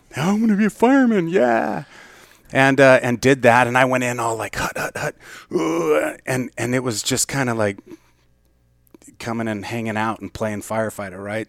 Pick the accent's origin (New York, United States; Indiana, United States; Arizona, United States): Arizona, United States; Mesa; I was born and raised in Mesa